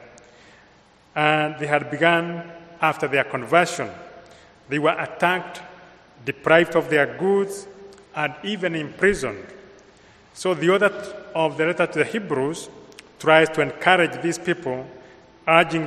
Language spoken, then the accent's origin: English; Kenya; accent: Kenyan; moved away; I come from Kenya, so my accent is imported from Kenya